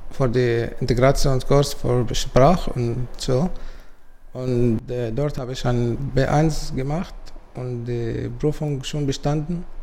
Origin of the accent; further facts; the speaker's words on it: Syria; German is a second language; now in Germany; ich bin 24 Jahre alt und ich bin Palästinenser, aber in Syrien geboren und aufgewachsen.